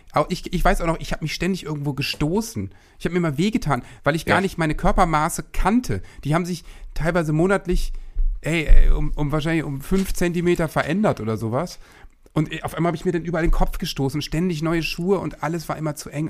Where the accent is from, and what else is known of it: Worpswede, Lower Saxony, Germany; born or raised there; also born or lived in Osterholz-Scharmbeck